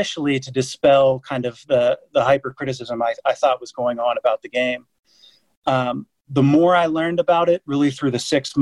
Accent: Dayton, Ohio, United States; moved away as an adult; also born or lived in San Francisco / Atlanta; now in London, United Kingdom; my hometown of Dayton, Ohio

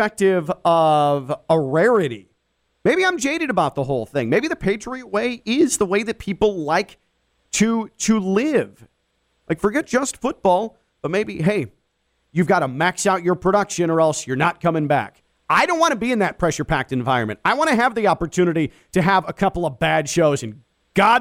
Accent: Chicago, Illinois, United States; moved away; I'm a Chicago guy

